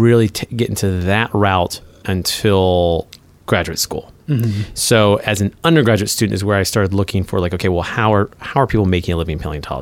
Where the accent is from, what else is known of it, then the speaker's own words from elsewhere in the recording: United States; I grew up near Washington, D.C.